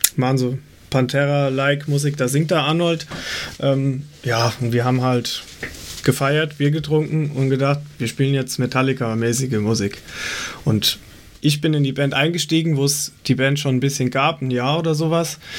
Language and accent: German; Weilburg, Hesse, Germany; moved away as an adult; also born or lived in Gießen; now in near Gießen, Germany; wir kommen alle aus der Weilburger Ecke, das ist zwischen Gießen und Limburg mittendrin